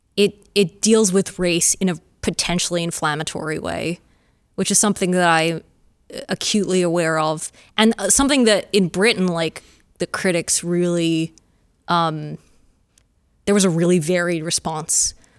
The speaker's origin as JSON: {"language": "English", "country": "Australia", "said": "a Australian playwright"}